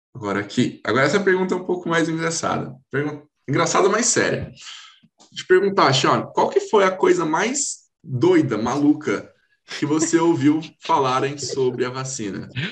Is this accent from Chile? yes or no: no; Hortolândia, São Paulo, Brazil; eu sou aqui do Brasil, né? São Paulo, Hortolândia